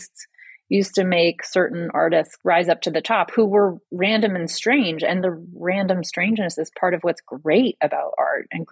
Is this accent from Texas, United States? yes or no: no; Boston, Massachusetts, United States; also born or lived in New York City; now in Asheville, United States; I grew up in Boston, lived in New York City